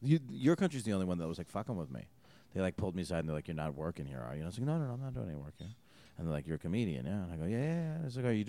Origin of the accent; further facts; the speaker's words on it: United States; I'm an American.